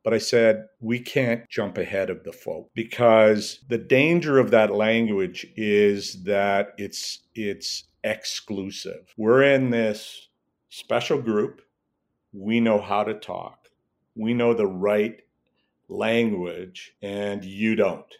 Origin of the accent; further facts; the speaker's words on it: Edmonton, Alberta, Canada; I grew up in Northeast Edmonton.